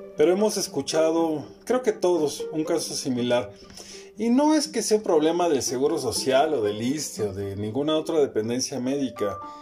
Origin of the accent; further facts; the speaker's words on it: Mexico; Como mexicanos